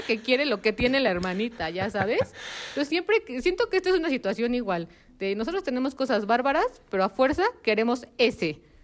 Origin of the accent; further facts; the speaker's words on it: Mexico; como mexicanos